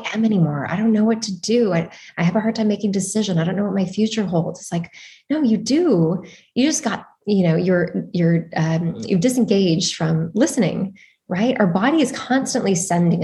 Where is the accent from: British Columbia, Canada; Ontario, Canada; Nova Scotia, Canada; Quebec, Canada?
Ontario, Canada; Toronto; also born or lived in Montreal, Canada; now in California, United States; I'm from Toronto